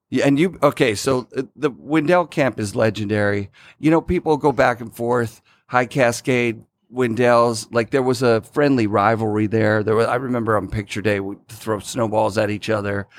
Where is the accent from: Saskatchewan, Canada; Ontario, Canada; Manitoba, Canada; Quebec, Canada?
Ontario, Canada; Sudbury; now in Oregon, United States; I grew up in Sudbury, Ontario